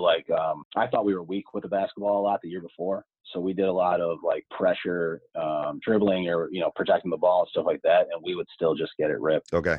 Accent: Scranton, Pennsylvania, United States; I am from Scranton, Pennsylvania, so northeast part of Pennsylvania

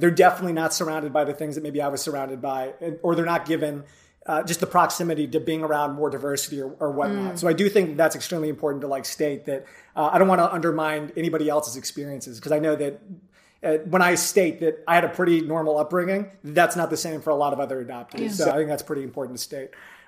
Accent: Ventura County, California, United States; So for me, I grew up in Ventura County, which is like an hour north of LA.

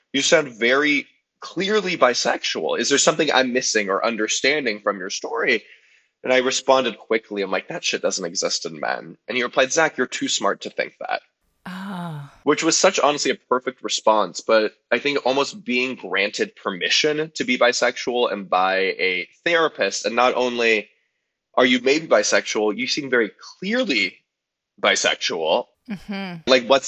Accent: Los Angeles, California, United States; So I grew up in Los Angeles in the Valley. I'm a proud Valley boy. And I grew up in like a reformed Jewish family that was actually pretty sex positive as far as things go.

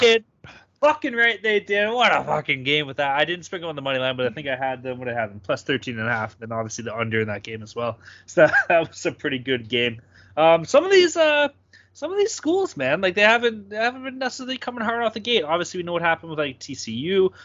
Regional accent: Canada; as a Canadian

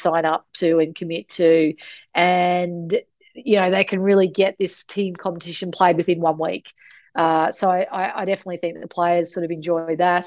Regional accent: outside Mackay, Queensland, Australia; I grew up an hour outside of Mackay on, as you said, sugarcane farm

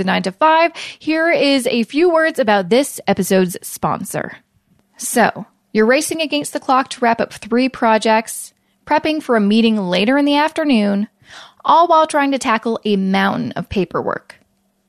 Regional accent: Vancouver, British Columbia, Canada; now in Toronto, Canada; I'm originally from Vancouver, now live in Toronto

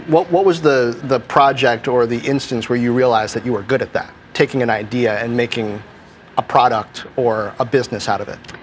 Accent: Washington, District of Columbia, United States; My hometown of Washington, D.C

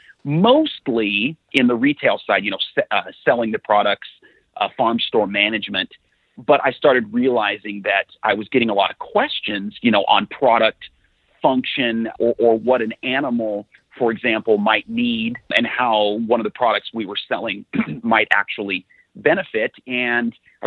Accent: Lewiston, Idaho, United States; I grew up in Lewiston, Idaho, up a little farther north.

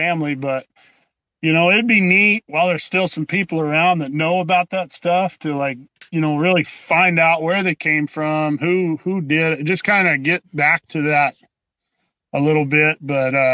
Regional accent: Colorado, United States; moved away as an adult; now in North Dakota, United States; Growing up in Colorado, my granddad took me fishing and stuff with Pueblo Reservoir

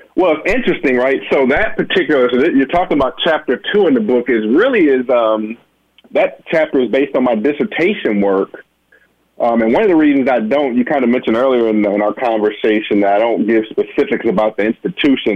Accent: Benton Harbor, Michigan, United States; as a little boy growing up in Benton Harbor, Michigan

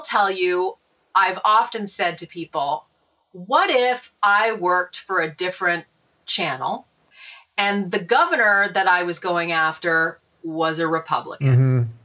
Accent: Canada; now in New York, United States; I'm originally from Canada. You know, I was born in Canada.

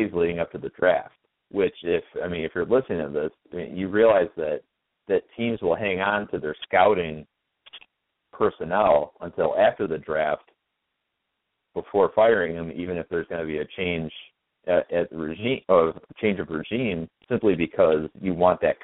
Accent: Jensen Beach, Florida, United States; also born or lived in Chicago suburbs, Illinois; now in Chicago, United States; I spent a fair amount of my time growing up in Jensen Beach, Florida, and now I live in pretty much the opposite of Jensen Beach up here in the suburbs of Chicago

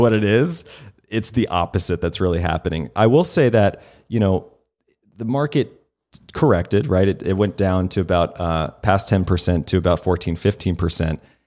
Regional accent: the South, United States; moved away; I grew up in the South a little bit.

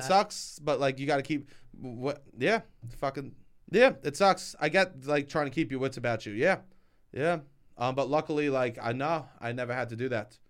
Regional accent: New York City, New York, United States; I'm from Staten Island.

